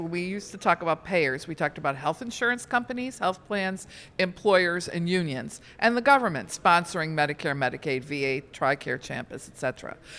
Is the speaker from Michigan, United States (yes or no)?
yes; outside of Detroit, Michigan, United States; I grew up outside of Detroit.